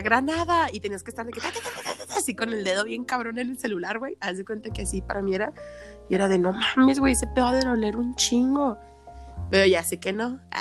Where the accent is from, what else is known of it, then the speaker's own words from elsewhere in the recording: Mexico; como mexicanos siempre hemos sido bien vale madres